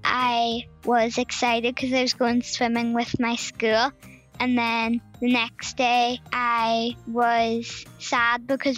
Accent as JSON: {"language": "English", "town": "Letterkenny", "region": "Ulster", "country": "Ireland", "said": "I'm 9 and I'm from Lismun in Letterkenny."}